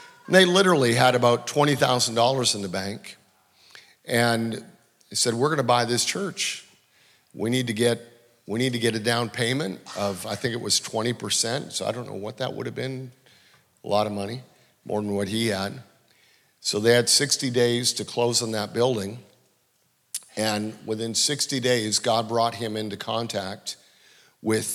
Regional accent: Canada; I'm from Canada.

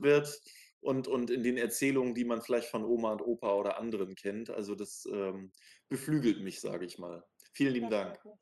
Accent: Schwerin, Mecklenburg-Vorpommern, Germany; now in Berlin, Germany; Ich bin ja auch in einem Land geboren, was es heute nicht mehr gibt, so wie Wiebke, die DDR

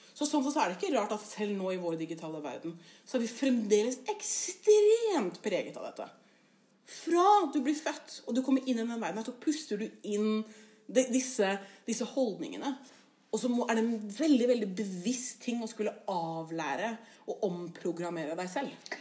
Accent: Oslo, Norway; now in Bergen, Norway; jeg er jo fra Oslo. Og jeg er jo fra østkanten i Oslo.

